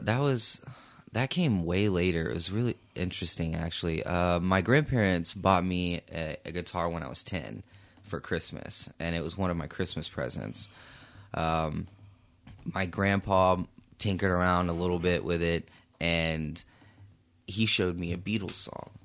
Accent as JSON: {"language": "English", "town": "Fort Worth", "region": "Texas", "country": "United States", "tie": "born or raised there", "also_born_or_lived": "Brunswick, Georgia", "moved": "as an adult", "lives_now": "Oklahoma City, United States", "said": "I'm from Fort Worth, Texas. Uh, I grew up there. Born in Brunswick, Georgia, though, so, uh, mom moved us out when I was a little boy"}